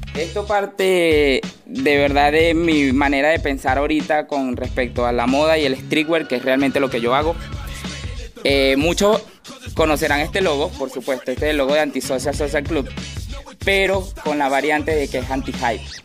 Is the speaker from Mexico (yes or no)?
no; Venezuela; moved away as an adult; also born or lived in Argentina / Miami, United States; now in Chile; yo salí de Venezuela hace aproximadamente cinco años